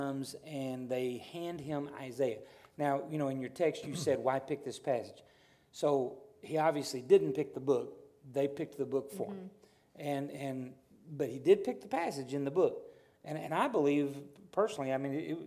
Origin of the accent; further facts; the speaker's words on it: the South, United States; I'm a Southerner